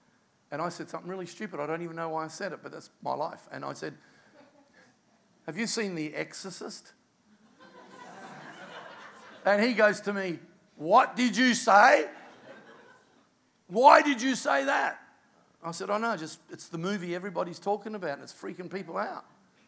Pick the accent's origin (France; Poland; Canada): Canada; I'm Canadian.